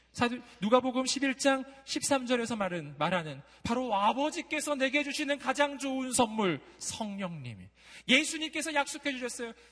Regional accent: Daegu, South Korea; also born or lived in Jeonju; 제가 대구 출신으로서 전주에서 한 3년 산 적이 있거든요.

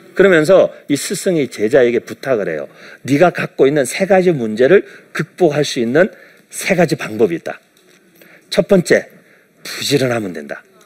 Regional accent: South Korea; moved away as an adult; also born or lived in United States; 제가 이제 한국에서 태어나서 이렇게 쭉 자라면서

